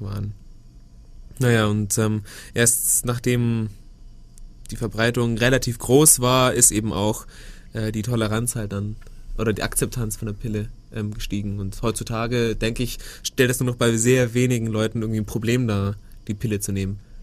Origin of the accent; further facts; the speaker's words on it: Germany; bei uns in Deutschland